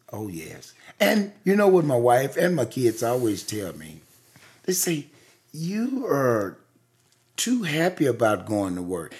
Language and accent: English; the rural South, United States; I was born in the rural South in nineteen fifty-two.